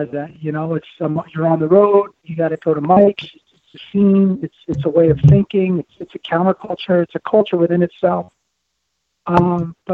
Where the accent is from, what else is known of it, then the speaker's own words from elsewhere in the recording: Passaic, New Jersey, United States; accent: Jersey; moved away; also born or lived in Paterson, New Jersey; When I grew up in New Jersey, it was, you know, right over the bridge, man. I grew up in Passaic and Patterson